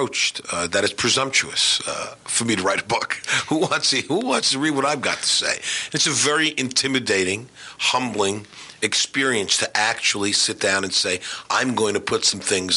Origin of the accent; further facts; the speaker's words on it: New York City, New York, United States; moved away; also born or lived in North Carolina; growing up in Queens and watching my dad's basketball teams play